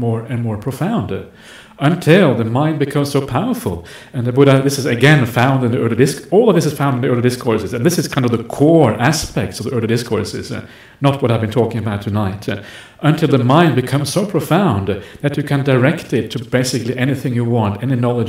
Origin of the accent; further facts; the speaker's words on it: Norway; That's where I'm from. I'm from Norway.